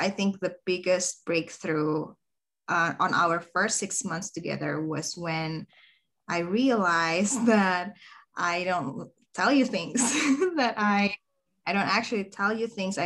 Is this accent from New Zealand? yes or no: no; Indonesia; I am from Indonesia.